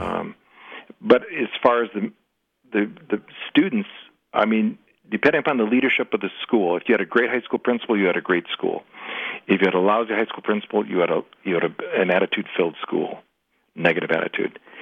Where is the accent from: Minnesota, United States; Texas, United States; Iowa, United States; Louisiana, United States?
Minnesota, United States; Minneapolis; also born or lived in St. Cloud, Minnesota; I'm from Minneapolis